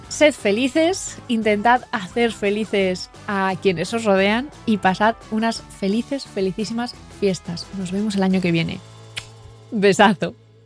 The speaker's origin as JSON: {"language": "Spanish", "town": "Sámano", "region": "Cantabria", "country": "Spain", "said": "yo soy de Sámano"}